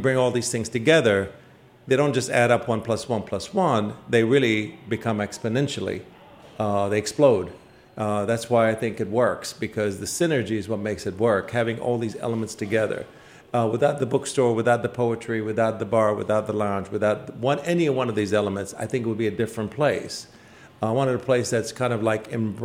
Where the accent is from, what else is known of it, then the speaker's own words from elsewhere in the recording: Iraq; now in Washington, United States; I lived in Washington for most of my life. I come originally from Iraq. I'm an immigrant